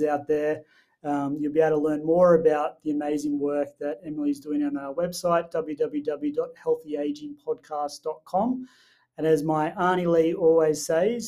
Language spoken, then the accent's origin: English; Wilcannia, New South Wales, Australia; I grew up in Wilcannia, which some people know is out near Broken Hill, and all my family live out in rural regional areas